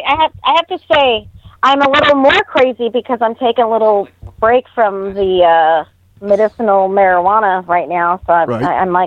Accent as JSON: {"language": "English", "region": "California", "country": "United States", "moved": "yes", "lives_now": "Ohio, United States", "said": "I'm from California, and I'm living in Ohio right now"}